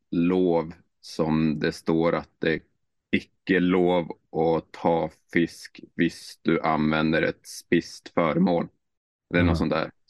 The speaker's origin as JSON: {"language": "Swedish", "town": "Skellefteå", "region": "Västerbotten County", "country": "Sweden", "lives_now": "Norway", "said": "Skellefteå. Skell... Hur eh, ligger det? Eh, ja, och tänk Finland och så gränsen mm. mellan Finland och Sverige och så 200 kilometer söder. Så svenska kusten vid Mo i Rana cirka."}